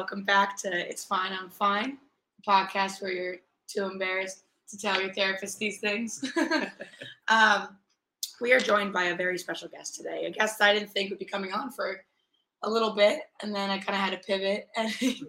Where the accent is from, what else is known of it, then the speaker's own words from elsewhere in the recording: Rhode Island, United States; moved away; also born or lived in Myrtle Beach, South Carolina; we went back to my hometown, Rhode Island, to go to a wedding.